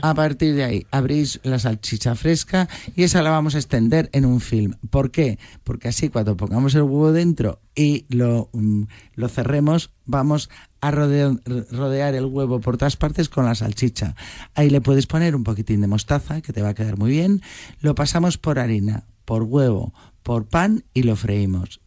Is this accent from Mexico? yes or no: no; Madrid, Community of Madrid, Spain; como somos de Madrid